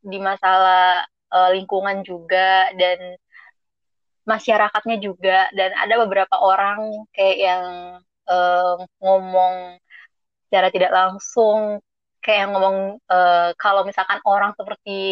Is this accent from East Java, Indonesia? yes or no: no; Bengkulu, Indonesia; jadi uh, aku itu aslinya dari Bengkulu.